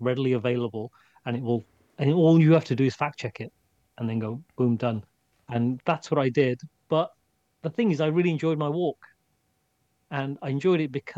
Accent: England, United Kingdom; England is home to me. And the cold is part of being English and being in England.

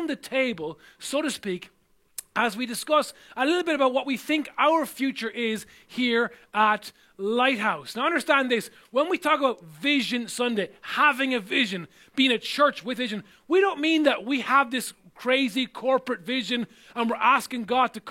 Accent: Ireland; growing up in Ireland

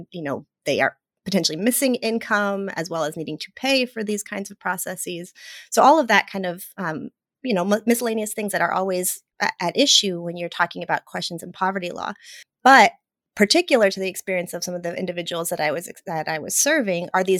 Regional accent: Mexico; moved away; I'm Latina, I was born in Mexico

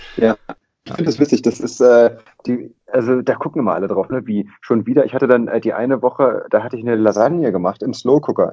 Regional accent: Lübeck, Schleswig-Holstein, Germany; now in Hamburg, Germany; ich bin ja in Lübeck geboren und aufgewachsen

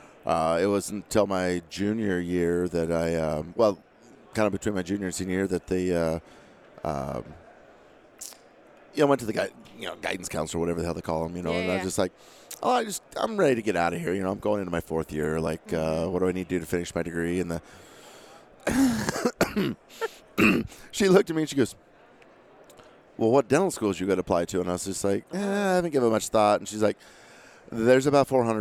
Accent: Crawford, Nebraska, United States; moved away as an adult; also born or lived in Rapid City, South Dakota; I grew up in a small little town in western Nebraska called Crawford.

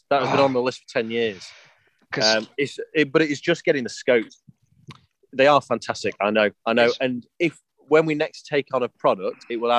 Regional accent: England, United Kingdom; uni is a different world to growing up in England.

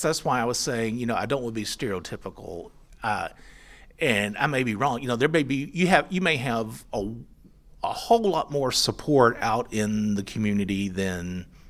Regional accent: Aldine, Texas, United States; I'm from Aldine.

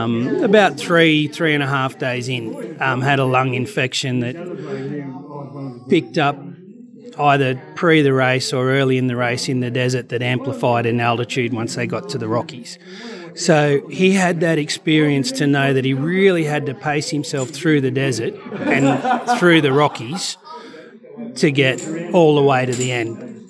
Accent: Australia; But, yeah, it is part of being Australian overseas, I guess.

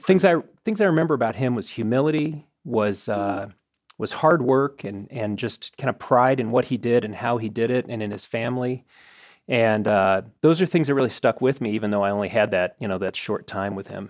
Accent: Arlington Heights, Illinois, United States; I grew up in Arlington Heights, Illinois

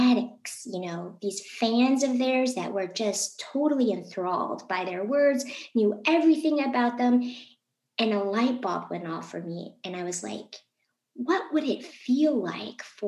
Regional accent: Novi, Michigan, United States; I'm also from Michigan. I grew up in Novi

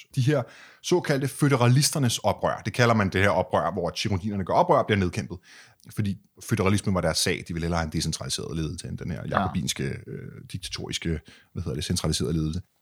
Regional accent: Denmark; som dansker

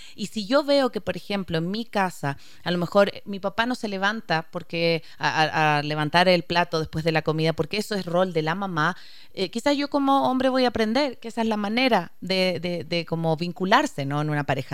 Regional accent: Chile; soy chilena

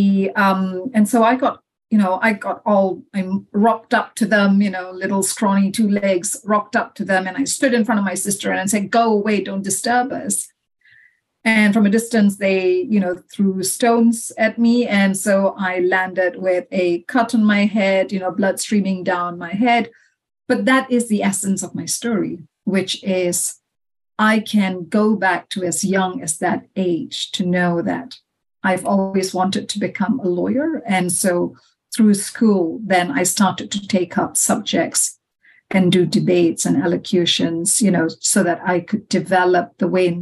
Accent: Malaysia; moved away as an adult; also born or lived in Dubai; now in United Kingdom; I was born and brought up in Malaysia

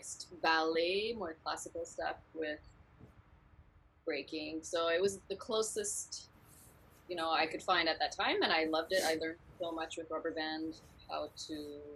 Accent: Ottawa, Ontario, Canada; Born and raised in Ottawa

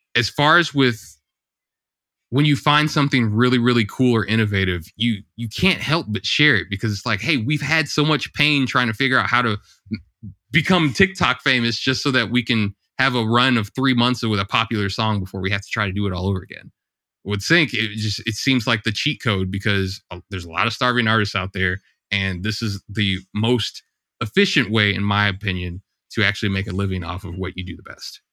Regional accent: St. Louis, Missouri, United States; I grew up in Saint Louis, Missouri, in the States

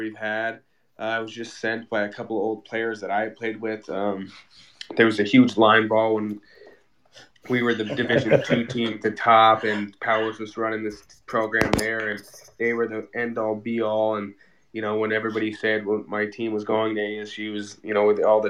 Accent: Wisconsin, United States; now in Las Vegas, United States; I was born in Wisconsin, like an hour and a half away

